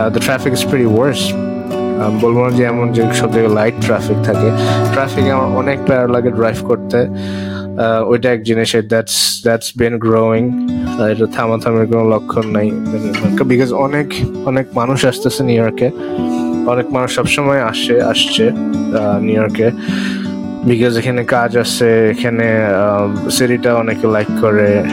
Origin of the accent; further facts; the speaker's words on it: Dhaka, Dhaka Division, Bangladesh; moved away as an adult; also born or lived in Virginia; now in New York City, United States; আমি বাংলাদেশ থেকে আসছিলাম ঢাকাতে বড় হয়েছি